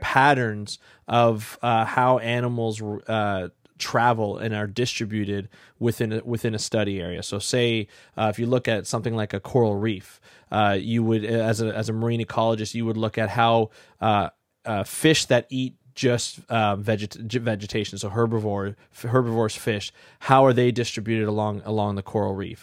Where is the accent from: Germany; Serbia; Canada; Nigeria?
Canada; Ontario; where I grew up in Ontario